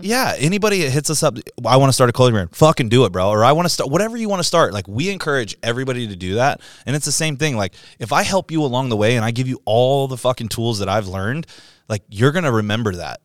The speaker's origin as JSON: {"language": "English", "town": "Virginia Beach", "region": "Virginia", "country": "United States", "moved": "yes", "said": "I'm from Virginia Beach"}